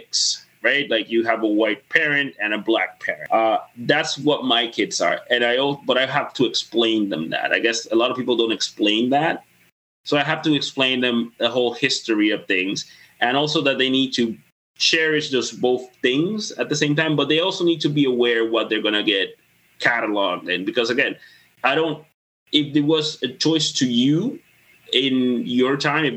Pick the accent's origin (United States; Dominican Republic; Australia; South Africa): Dominican Republic; now in Canada; I grew up in the Caribbean, in the Spanish Caribbean